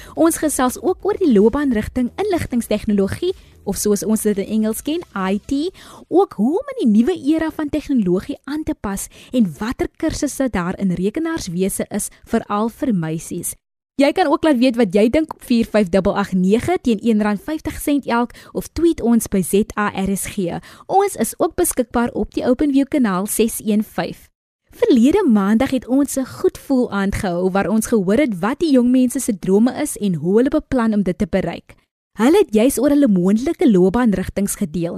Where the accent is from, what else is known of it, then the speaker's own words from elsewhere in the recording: Paarl, Western Cape, South Africa; oorspronklik van die Parel